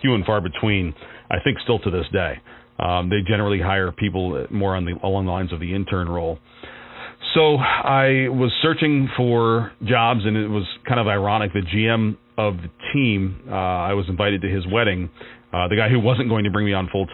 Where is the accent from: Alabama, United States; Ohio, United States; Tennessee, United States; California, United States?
Ohio, United States; Warren; now in Erie, United States; I was living in Warren, Ohio, my hometown